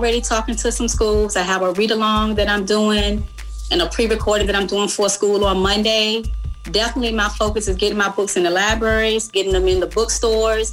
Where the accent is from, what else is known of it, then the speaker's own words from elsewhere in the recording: Goochland County, near Richmond, Virginia, United States; I grew up in Goochland County, just right outside of Richmond